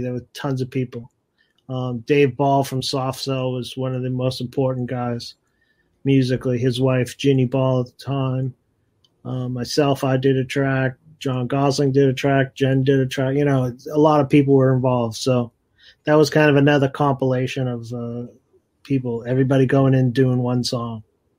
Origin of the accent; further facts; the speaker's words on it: United States; And I'm an American guy going to London